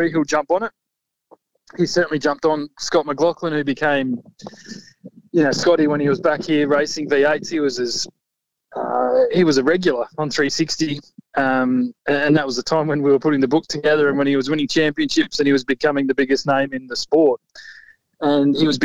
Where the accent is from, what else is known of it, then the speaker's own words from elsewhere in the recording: Warrnambool, Victoria, Australia; born and raised in Warrnambool.